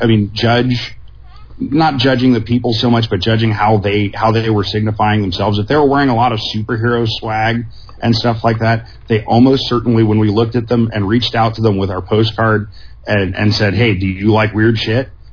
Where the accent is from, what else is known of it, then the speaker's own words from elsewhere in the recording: San Diego, California, United States; growing up in San Diego